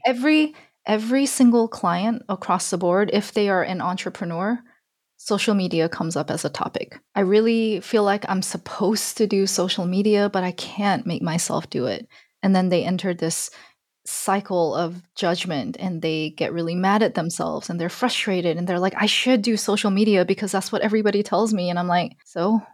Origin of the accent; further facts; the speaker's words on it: Alabama, United States; I grew up in Alabama.